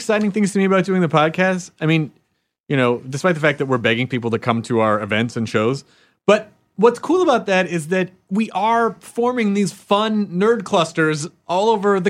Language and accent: English; Kentucky, United States; born there; I was born in Kentucky.